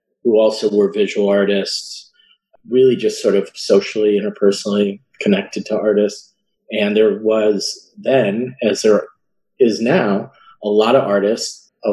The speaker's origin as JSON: {"language": "English", "town": "Chicago", "region": "Illinois", "country": "United States", "said": "I'm from Chicago, from the Chicagoland area, southwest suburbs."}